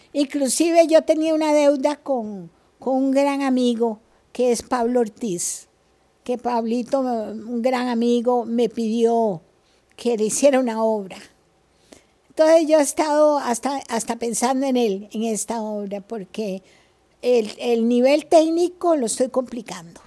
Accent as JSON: {"language": "Spanish", "country": "Costa Rica", "also_born_or_lived": "Spain / United States", "said": "Como buen costarricense"}